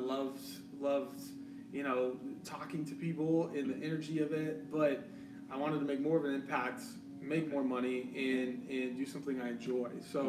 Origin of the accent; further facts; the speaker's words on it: Colorado, United States; Born and raised in Colorado.